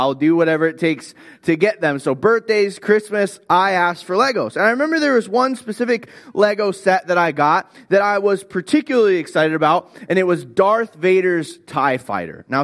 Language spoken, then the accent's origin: English; Florida, United States; I grew up in Florida.